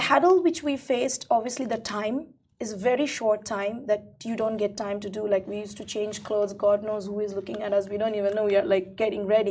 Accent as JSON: {"language": "English", "country": "India", "moved": "yes", "said": "I'm originally Indian, right? So coming from India"}